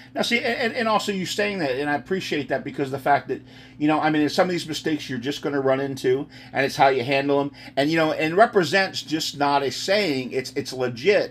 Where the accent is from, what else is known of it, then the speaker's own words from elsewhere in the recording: United States; moved away; also born or lived in Texas; I'm originally a Texas boy, but I grew up outside of Philly.